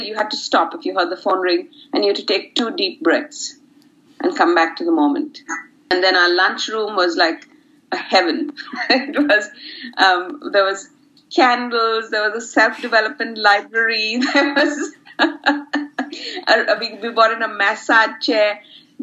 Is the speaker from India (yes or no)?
yes; India; moved away as an adult; now in Brisbane, Australia; So I come from India, from a really very community-based neighborhood